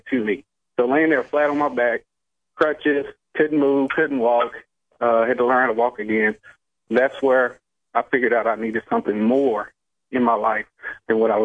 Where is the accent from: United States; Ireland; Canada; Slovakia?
United States; Alabama; I'm from Alabama